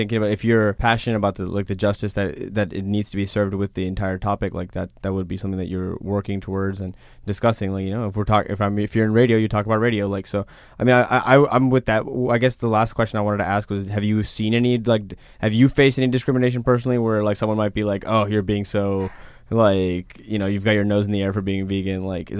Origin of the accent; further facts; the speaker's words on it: Los Angeles, California, United States; Like, I'm from Los Angeles.